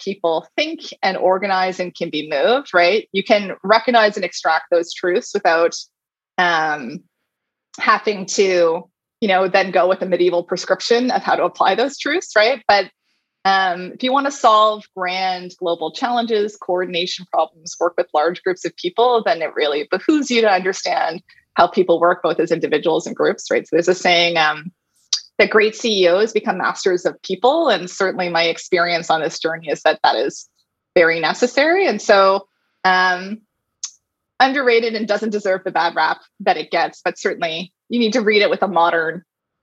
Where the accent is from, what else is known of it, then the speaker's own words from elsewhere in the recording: Halifax, Nova Scotia, Canada; Halifax is my hometown.